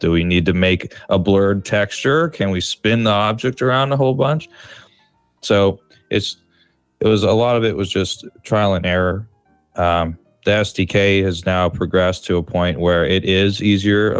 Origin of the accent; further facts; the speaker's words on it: San Francisco, California, United States; now in Chicago, United States; I grew up in San Francisco, California, and I currently live in Chicago, in uh, Illinois, in the United States